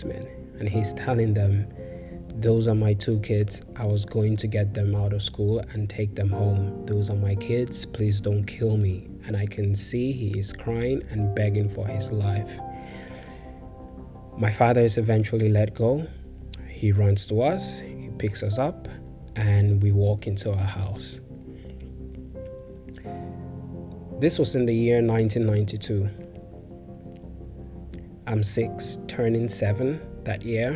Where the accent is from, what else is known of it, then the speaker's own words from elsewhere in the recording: Cameroon; as an English-speaking Cameroonian, an Anglophone